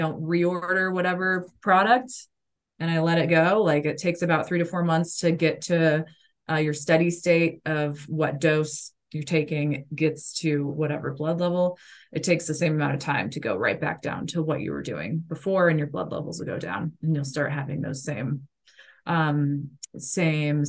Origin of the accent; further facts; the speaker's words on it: Kansas, United States; I grew up in Kansas, so it was like, it's a beef state.